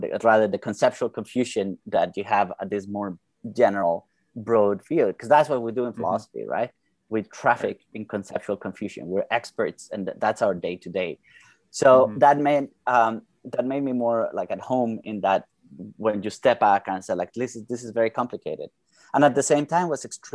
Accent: Bogotá, Colombia; moved away as an adult; now in United States; I'm from originally from Bogota, Colombia, where I did my undergrad

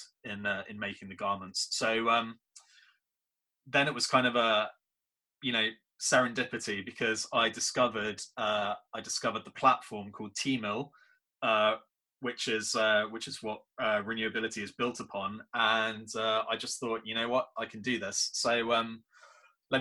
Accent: near Loch Lomond, west coast of Scotland, United Kingdom; moved away; originally I'm from Scotland. I was born and brought up there, on the beautiful west coast of Scotland, near right next to Loch Lomond

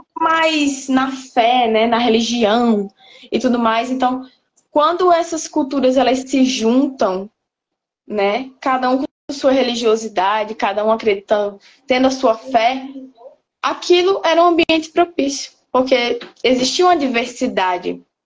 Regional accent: Brazil; nós, como brasileiros

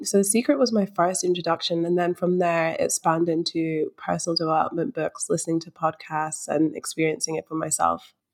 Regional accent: Scotland, United Kingdom; moved away as an adult; also born or lived in London; now in Melbourne, Australia; I was born in London, but I spent most of my life in Scotland, so I just say I'm from Scotland.

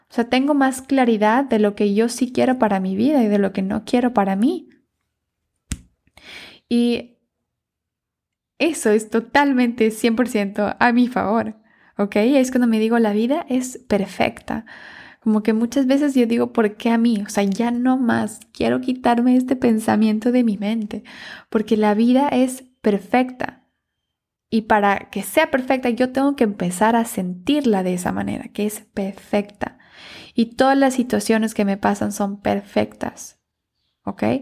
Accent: Ecuador; moved away; Por esa razón yo me mudé de, del Ecuador

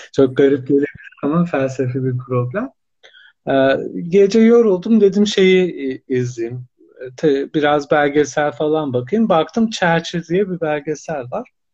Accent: Erzurum, Turkey; Erzurum doğumluyum 1982

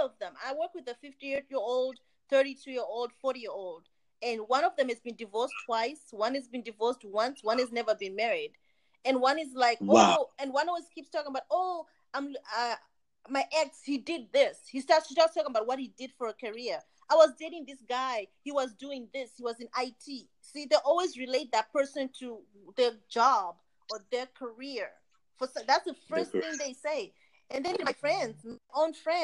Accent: Zimbabwe; now in United States; I'm originally from Zimbabwe like you guys

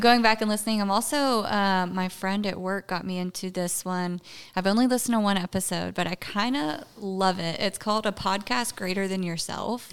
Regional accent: Brownsville, Tennessee, United States; moved away as an adult; also born or lived in Jackson, Tennessee / Clarksville, Tennessee; now in Texas, United States; I grew up in a small little podunk town called Brownsville, Tennessee

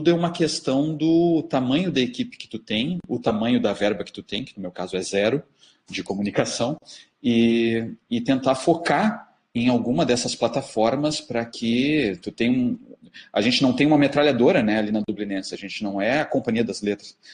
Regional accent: Porto Alegre, Rio Grande do Sul, Brazil; mas o nosso xodó é a Feira do Livro de Porto Alegre, porque somos de Porto Alegre, porque revemos o mercado, os outros colegas, os amigos.

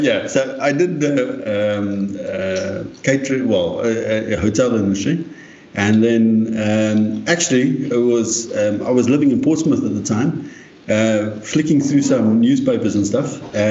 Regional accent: South Africa; moved away as an adult; also born or lived in United Kingdom; I actually did my national service, which was the last year in South Africa of national service

